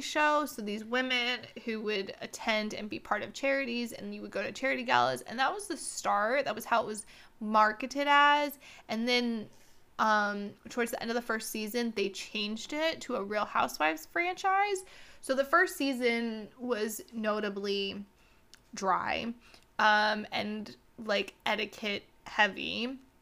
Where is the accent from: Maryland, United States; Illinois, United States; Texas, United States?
Texas, United States; Houston; I grew up in Houston